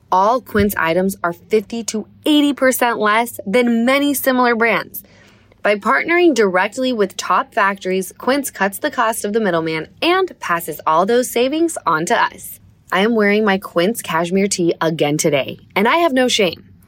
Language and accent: English; Utah, United States; we're from Utah.